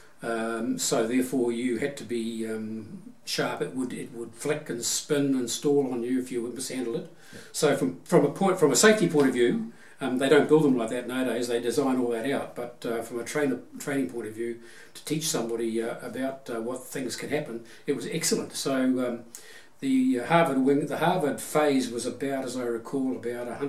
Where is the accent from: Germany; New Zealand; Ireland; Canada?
New Zealand; Auckland; I grew up in Auckland, went to school, all of my school in Auckland